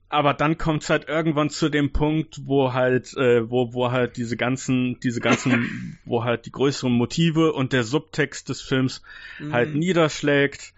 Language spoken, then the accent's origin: German; Germany; als Deutsche so aus meiner Altersgruppe, aus meiner Generation